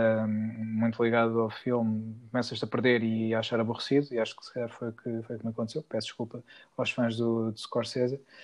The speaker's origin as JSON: {"language": "Portuguese", "town": "Peniche", "region": "Centro", "country": "Portugal", "tie": "born or raised there", "said": "em Peniche, na minha cidade natal"}